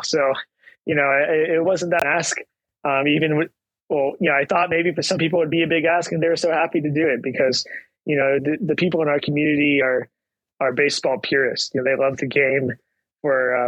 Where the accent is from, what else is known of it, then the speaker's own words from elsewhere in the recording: United States; as an American